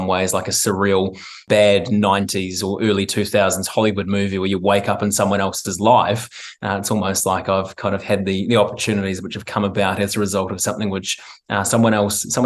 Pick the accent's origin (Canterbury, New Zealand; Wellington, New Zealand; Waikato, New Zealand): Canterbury, New Zealand; Christchurch; also born or lived in Gold Coast, Australia; I'm from Christchurch